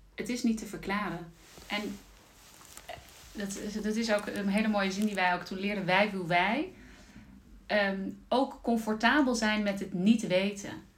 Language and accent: Dutch; Zeelandic Flanders, Netherlands; moved away as an adult; also born or lived in Amsterdam; Ik ben zelf eh, opgegroeid in uh, Zeeuws-Vlaanderen